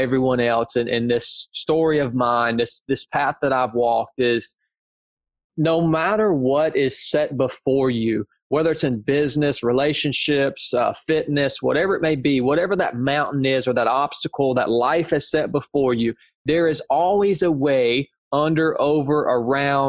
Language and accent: English; North Georgia, United States; I show back up here to my hometown in North Georgia.